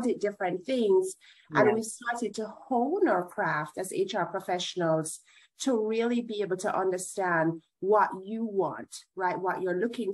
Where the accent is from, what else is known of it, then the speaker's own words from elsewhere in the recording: Jamaica; moved away as an adult; now in United States; I'm Jamaican.